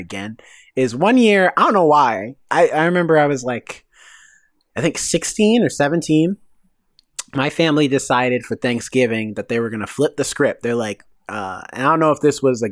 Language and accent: English; the South, United States; I'm from the South